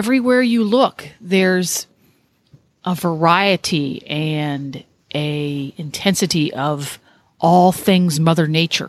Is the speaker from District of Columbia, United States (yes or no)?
no; Florida, United States; Now, I'm from Florida